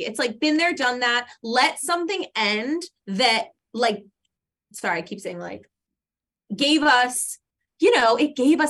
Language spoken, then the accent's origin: English; New Jersey, United States; moved away; also born or lived in Manhattan, New York; I'm from Jersey, but I lived in Manhattan for 10 years.